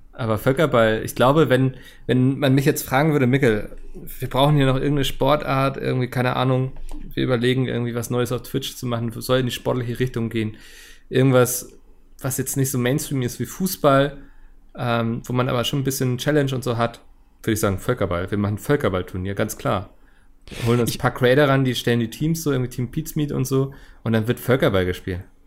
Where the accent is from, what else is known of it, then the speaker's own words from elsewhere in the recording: Hamburg, Germany; bin ja Hamburger.